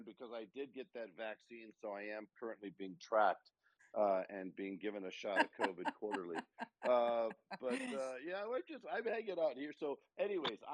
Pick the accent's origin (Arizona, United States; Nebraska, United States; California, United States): California, United States; San Francisco; now in Oregon, United States; I'm from San Francisco, California